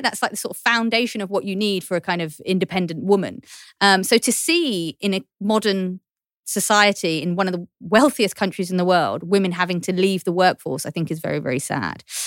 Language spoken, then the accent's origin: English; London, United Kingdom; accent: Cockney; I'm a Cockney, I'm from East London